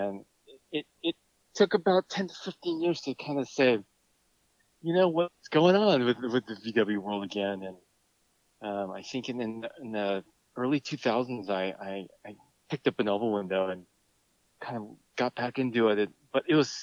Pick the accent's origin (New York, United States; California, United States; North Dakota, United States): California, United States; San Jose; We grew up in San Jose, California.